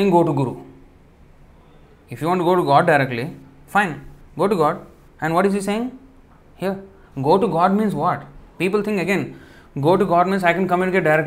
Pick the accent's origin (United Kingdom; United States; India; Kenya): India; moved away; I came from India